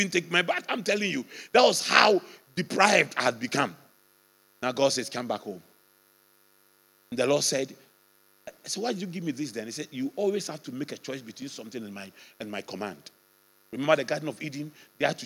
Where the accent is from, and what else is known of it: Ghana